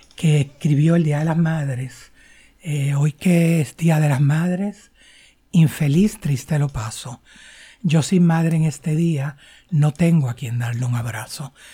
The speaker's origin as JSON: {"language": "Spanish", "town": "San Juan", "country": "Puerto Rico", "tie": "born or raised there", "said": "yo nací en San Juan y me crié en San Juan"}